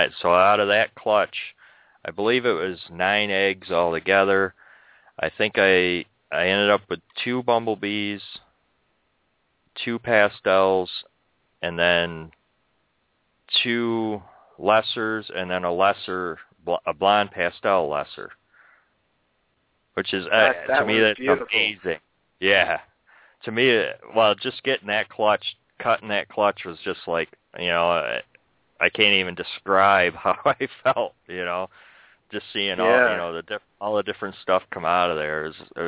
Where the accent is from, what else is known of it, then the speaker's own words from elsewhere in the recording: New York, United States; born there; I was born in New York, though.